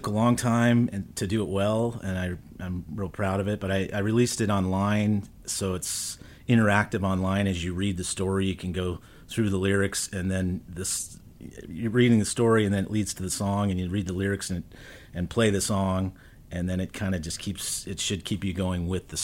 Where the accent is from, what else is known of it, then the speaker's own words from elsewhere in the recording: Phoenix, Arizona, United States; I grew up here in Phoenix on 44th and Camelback